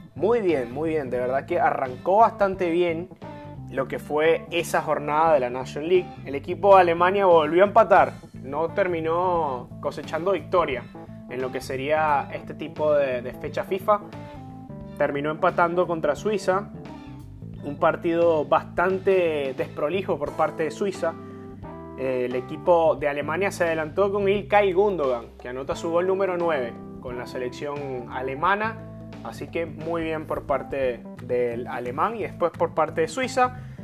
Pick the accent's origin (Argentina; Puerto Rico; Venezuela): Venezuela; moved away as an adult; yo soy venezolano y yo salí de mi país sabiendo que amo mucho a mi país, yo nací ahí